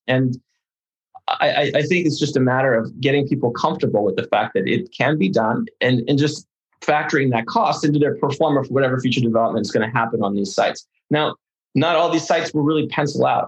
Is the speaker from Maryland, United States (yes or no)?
no; Los Angeles, California, United States; first language Russian; English is a second language; also born or lived in Odesa, Ukraine; I came here when I was three and a half years old. For all intents and purposes, I'm an LA native